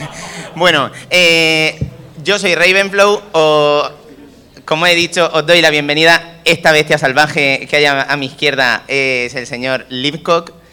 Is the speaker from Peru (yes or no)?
no; Region of Murcia, Spain; nosotros murcianos